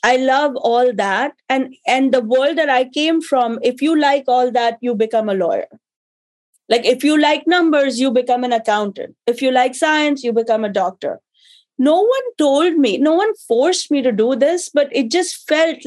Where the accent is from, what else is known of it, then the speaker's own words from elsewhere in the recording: India; moved away as an adult; now in United States; I was born and raised in India